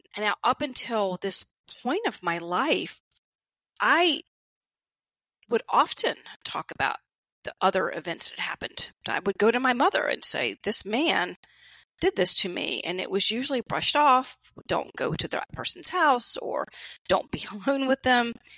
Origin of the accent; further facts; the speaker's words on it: the South, United States; growing up in the South